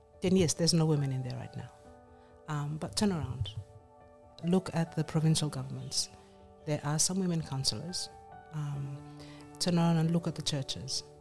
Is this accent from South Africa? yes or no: no; West Ambae, Penama, Vanuatu; I am a Vanuatu, but I'm from Ambai. I am from West Ambai